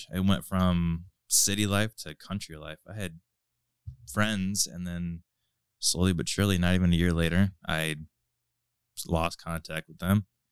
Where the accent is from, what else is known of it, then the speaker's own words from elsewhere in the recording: Lorain, Ohio, United States; also born or lived in Firelands School District, Ohio; for a majority of my life, I grew up in South Lorain